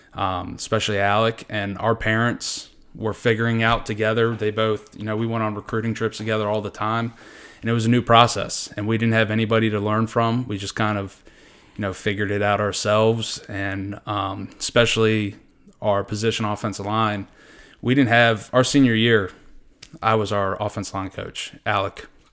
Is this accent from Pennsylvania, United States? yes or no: no; Hanover County, Virginia, United States; born or raised there